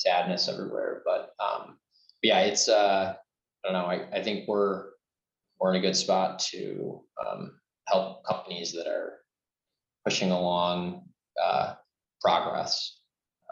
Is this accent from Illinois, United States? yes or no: yes; Chicago, Illinois, United States; I'm also from Chicago